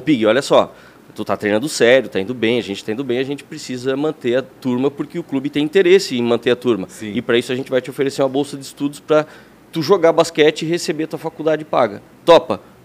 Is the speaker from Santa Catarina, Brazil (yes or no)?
yes; Blumenau, Santa Catarina, Brazil; also born or lived in Lages; eu sou de Lages, não nasci em Blumenau. Olha. Mas eu vim para cá com 5 anos